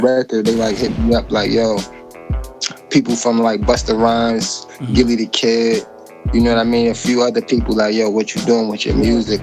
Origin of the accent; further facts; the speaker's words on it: Hartford, Connecticut, United States; Hartford, Connecticut, man. CT. That's, that's, that's my hometown. Yep, CT, born and raised